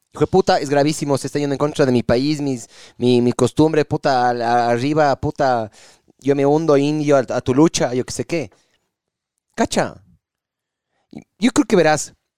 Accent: Ecuador

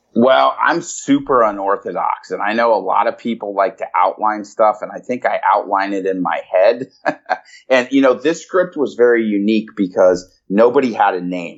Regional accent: Denver, Colorado, United States; moved away as an adult; also born or lived in Chicago / San Diego; now in Los Angeles, United States; I was born in Chicago and I grew up in Denver, uh, Colorado, in the suburbs

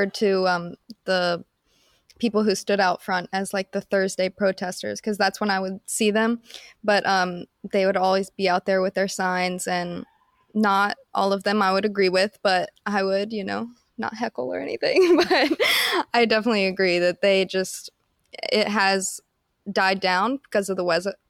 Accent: Jane Lew, West Virginia, United States; also born or lived in Ohio; I'm from Jane Lou, West Virginia. Grew up here all my life. I was born in Ohio

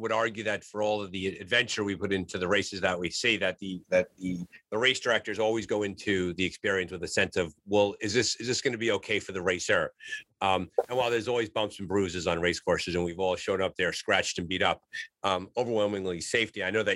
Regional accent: New York City, New York, United States; now in New Jersey, United States; I'm from actually born in the Bronx, New York, lived in New York City, lived in the suburbs. I live in New Jersey now

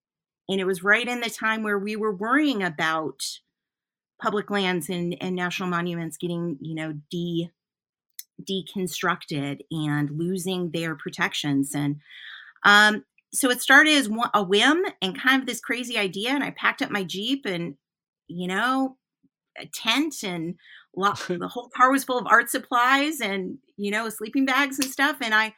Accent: Newport, Vermont, United States; I'm a traveling artist, and, you know, I'm from Newport, Vermont. Newport, Vermont's where my home is, my house is.

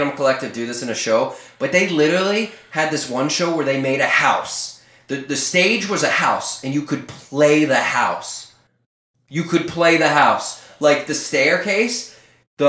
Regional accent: Oakton, Virginia, United States; now in Arizona, United States; I'm from Oakton.

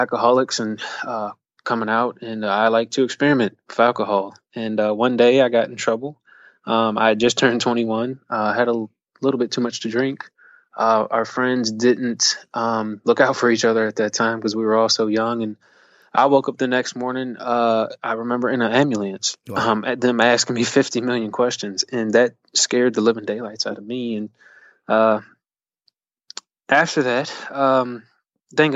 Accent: Richmond, Virginia, United States; I was born and raised in Richmond, Virginia, by my mother, who was a single parent

